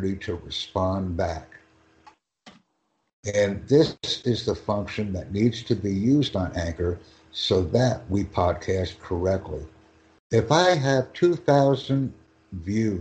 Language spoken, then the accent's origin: English; United States; I am from the United States